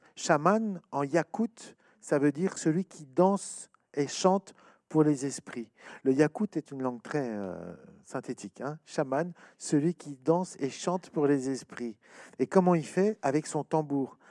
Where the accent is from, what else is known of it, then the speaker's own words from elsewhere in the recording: France; chez nous, en France